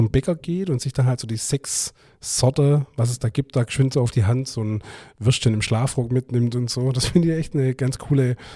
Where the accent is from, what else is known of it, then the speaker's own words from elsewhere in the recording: Stuttgart, Baden-Württemberg, Germany; born there; aber ich bin ja in Stuttgart geboren.